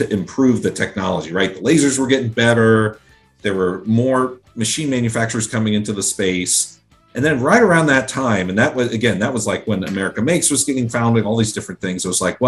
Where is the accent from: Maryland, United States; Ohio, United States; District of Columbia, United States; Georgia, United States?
Ohio, United States; Pickerington; I was born and raised in Central Ohio, in a suburb of Columbus called Pickerington.